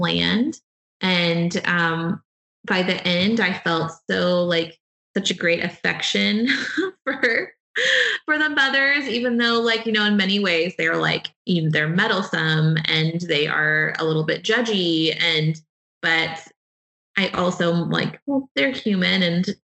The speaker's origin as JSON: {"language": "English", "town": "Friendswood", "region": "Texas", "country": "United States", "tie": "born or raised there", "lives_now": "Houston, United States", "said": "I grew up in a suburb of Houston and I live in Houston now"}